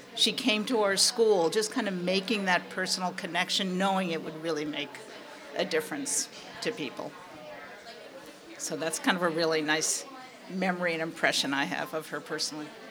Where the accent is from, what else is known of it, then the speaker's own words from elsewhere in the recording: New York, United States; I grew up in New York